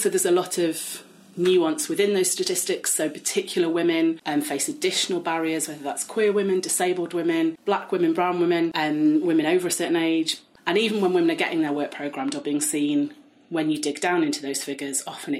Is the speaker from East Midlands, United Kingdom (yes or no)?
yes; Nottingham, East Midlands, United Kingdom; as a collective of 12 people, we're all from Nottingham